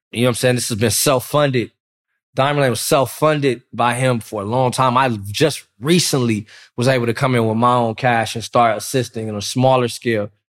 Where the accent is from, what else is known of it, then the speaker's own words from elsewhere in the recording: Compton, California, United States; I'm from Compton.